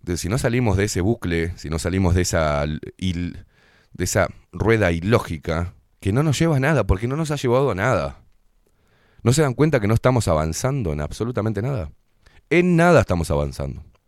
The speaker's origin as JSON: {"language": "Spanish", "country": "Uruguay", "said": "Los que vivimos acá y los que somos uruguayos"}